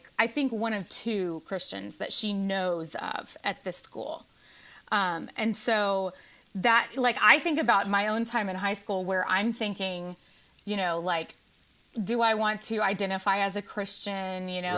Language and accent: English; the South, United States; when I grew up in the South